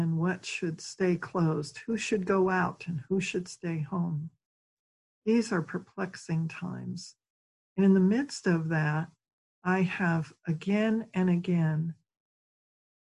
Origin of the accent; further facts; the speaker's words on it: Philadelphia, Pennsylvania, United States; I come from Philadelphia, Pennsylvania